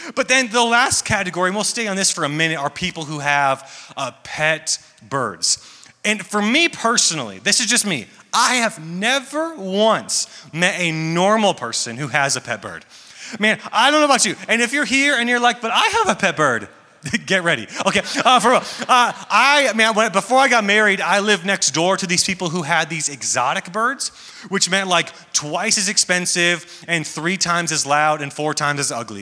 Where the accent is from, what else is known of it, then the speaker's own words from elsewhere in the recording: Atlanta, Georgia, United States; I am from Atlanta, Georgia